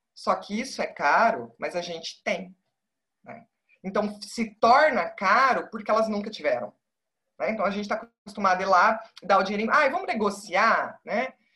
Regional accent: Paraná, Brazil; moved away as an adult; now in Sergipe, Brazil; eu sou do Paraná, eu não sou de Sergipe

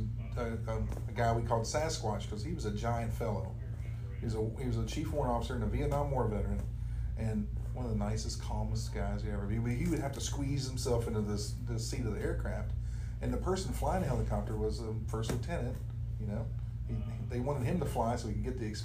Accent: Radford, Virginia, United States; moved away as an adult; also born or lived in Fort Lewis, Washington; now in Wichita, United States; I grew up in a little town called Radford, Virginia, on the New River in the Blue Ridge Mountains. And I lived there until 1984 when I joined the United States Army.

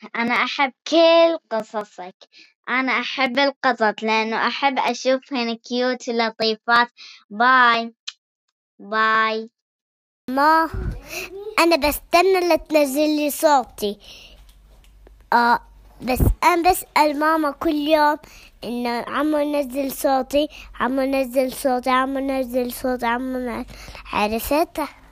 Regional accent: Egypt; من مصر

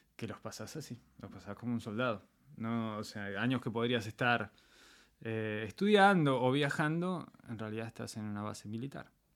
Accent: Argentina; moved away as an adult; also born or lived in Israel; now in Poland; soy, soy argentino. O sea, nací en Argentina, me creé hasta los veintipico de años en, Argentina

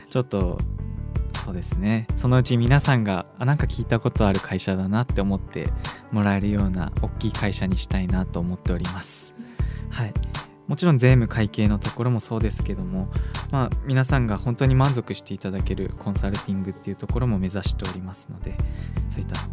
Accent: Tokyo, Japan; now in Sendai, Japan; 幼少期を主に東京で過ごしておりまして

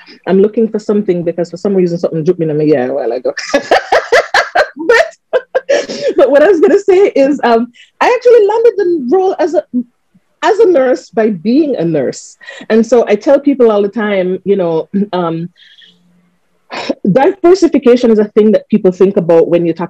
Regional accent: Montego Bay, Saint James, Jamaica; I'm a Moby girl.

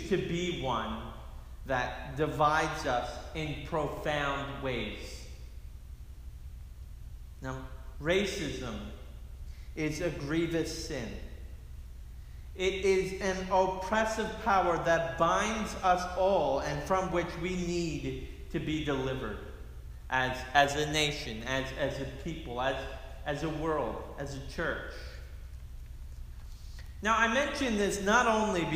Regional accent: Philadelphia, Pennsylvania, United States; my hometown of Philadelphia

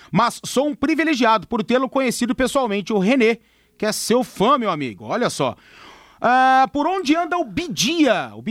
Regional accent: Ribeirão Preto, São Paulo, Brazil; born there; …, nasci em Ribeirão Preto, mas nunca torci pro Bota. Agora que moro aqui

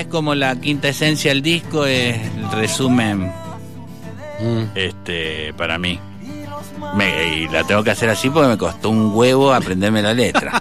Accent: Bermejo, Mendoza, Argentina; also born or lived in Guayaquil, Ecuador / Buenos Aires, Argentina; mi pueblo, Bermejo

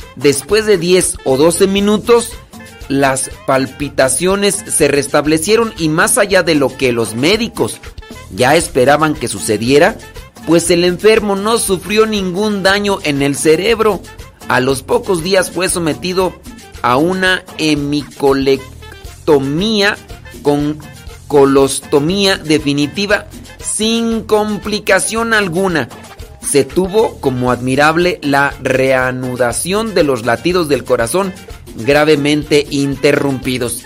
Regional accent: Acámbaro, Guanajuato, Mexico; yo soy de Acámbaro, Guanajuato

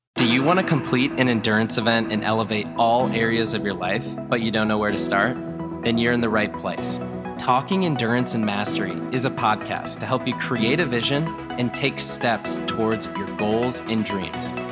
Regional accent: Madison, Wisconsin, United States; my hometown of Madison, Wisconsin

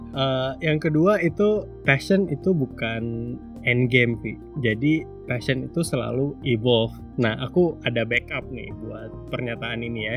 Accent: Sanggau, West Kalimantan, Indonesia; moved away; aku balik-balik lagi ke Sanggau ya hmm. kota asalku

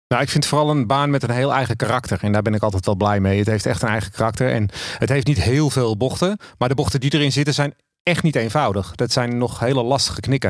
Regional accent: Amsterdam, North Holland, Netherlands; now in Zaanstreek, Netherlands; En ik kom uit Amsterdam en ik woon in de Zaanstreek.

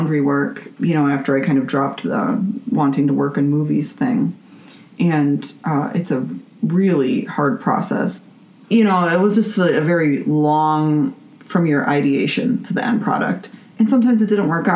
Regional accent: Buffalo, New York, United States; moved away as an adult; now in Twin Cities, United States; I am from Buffalo, New York, and I got my undergraduate degree there

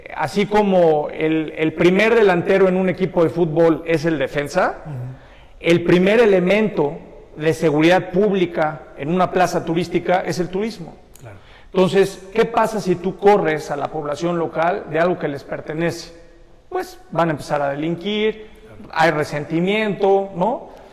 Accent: Mexico; todos somos mexicanos

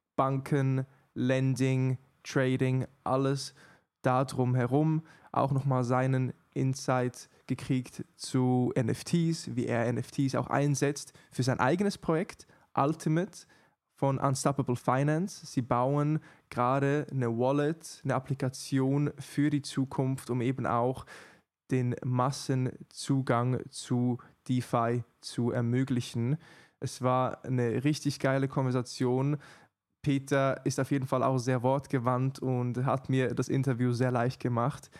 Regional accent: Switzerland; ich bin Schweizer gebürtig

